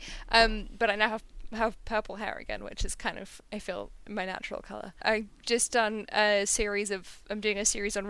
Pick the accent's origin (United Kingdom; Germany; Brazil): United Kingdom; London; I'm from London